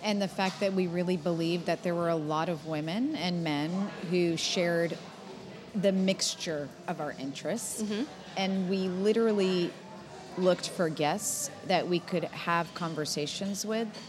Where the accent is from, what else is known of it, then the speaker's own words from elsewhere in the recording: Boston, Massachusetts, United States; now in Texas, United States; I'm a Bostonian